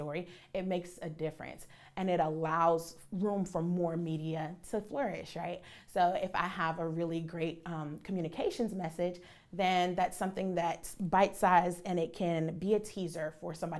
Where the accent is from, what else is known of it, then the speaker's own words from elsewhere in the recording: Charleston, South Carolina, United States; I'm born and raised in Charleston, so WCSC is what my family watched